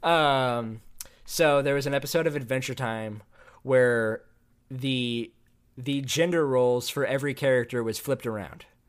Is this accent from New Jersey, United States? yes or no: no; Austin, Texas, United States; also born or lived in Tennessee / Indiana; I was raised in Austin, Texas as well.